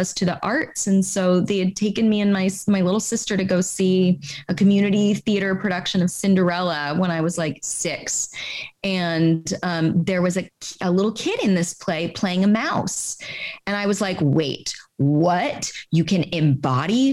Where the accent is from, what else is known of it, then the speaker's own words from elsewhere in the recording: Carlsbad, California, United States; also born or lived in Oceanside; I'm from Southern California, a little surf town.